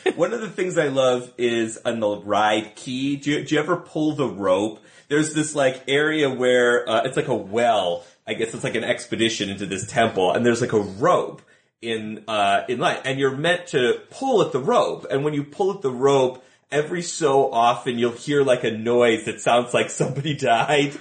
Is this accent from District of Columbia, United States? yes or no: no; Buffalo, New York, United States; moved away as an adult; now in Los Angeles, United States; I did not grow up here. I grew up in Buffalo, New York